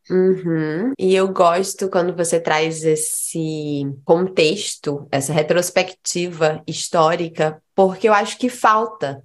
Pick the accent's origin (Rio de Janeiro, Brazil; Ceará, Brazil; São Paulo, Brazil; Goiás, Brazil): Ceará, Brazil; Fortaleza; also born or lived in Juazeiro do Norte; Eu sou de Fortaleza, mas quando os meus pais se separaram, eu fui pro interior.